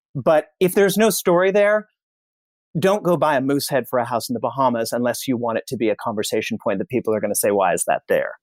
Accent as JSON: {"language": "English", "town": "Indianapolis", "region": "Indiana", "country": "United States", "said": "I'm from Indianapolis"}